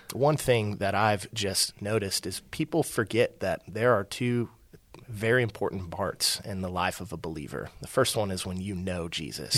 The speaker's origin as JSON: {"language": "English", "town": "Aledo", "region": "Texas", "country": "United States", "said": "I'm from a small town that's now a big town, Alito, uh, just west of Fort"}